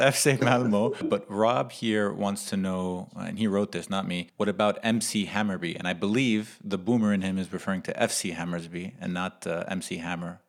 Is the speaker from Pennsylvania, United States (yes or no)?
no; New York City, New York, United States; I'm technically I'm from New York, but as most listeners and most people, maybe, maybe, most people don't know, but Staten Island does have a lot of Jersey at heart